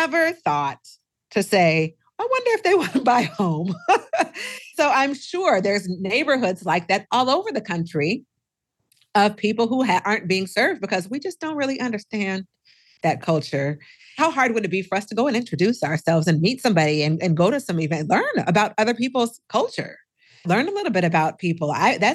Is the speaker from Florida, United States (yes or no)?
no; Seattle, Washington, United States; also born or lived in Minnesota; now in Texas, United States; I'm originally from Seattle and I lived in Minnesota for 25 years and now I live in Texas